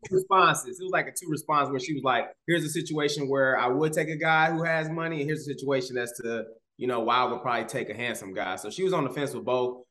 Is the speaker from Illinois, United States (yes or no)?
yes; Chicago, Illinois, United States; I grew up in Chicago